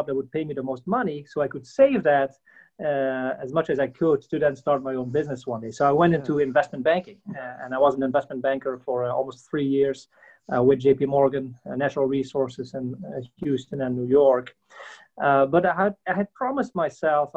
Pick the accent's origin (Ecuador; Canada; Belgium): Belgium; moved away as an adult; now in United States; I'm not from the States originally. I'm from Belgium originally